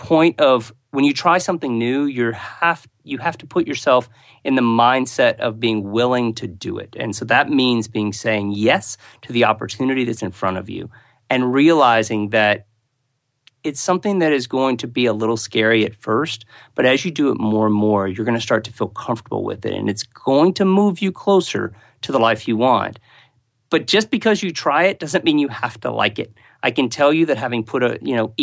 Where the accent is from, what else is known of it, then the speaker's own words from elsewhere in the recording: United States; moved away; I am an American, so even though I live outside America